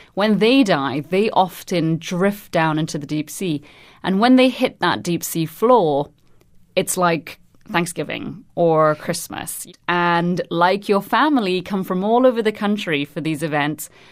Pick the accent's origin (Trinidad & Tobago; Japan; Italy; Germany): Trinidad & Tobago; moved away; I'm originally from Trinidad and Tobago